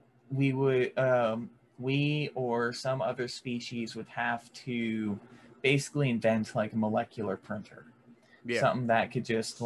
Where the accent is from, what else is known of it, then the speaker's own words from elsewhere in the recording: rural Florida, United States; I may be from the more rural part of Florida